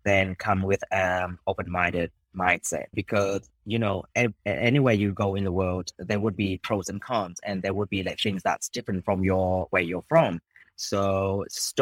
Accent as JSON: {"language": "English", "region": "Hanoi", "country": "Vietnam", "tie": "born or raised there", "also_born_or_lived": "Japan", "moved": "as an adult", "said": "I was born and raised in Hanoi. I left when I was 18. I came back after 12 years overseas."}